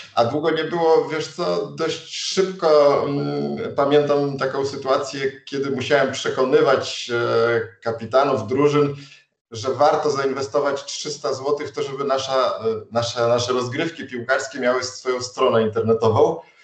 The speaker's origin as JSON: {"language": "Polish", "town": "Warsaw", "region": "Masovian Voivodeship", "country": "Poland", "said": "jako warszawiak"}